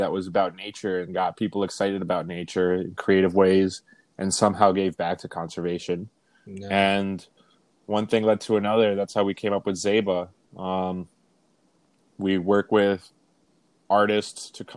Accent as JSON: {"language": "English", "country": "Canada", "tie": "born or raised there", "also_born_or_lived": "Venezuela", "said": "I was born in Venezuela, but I grew up in Canada."}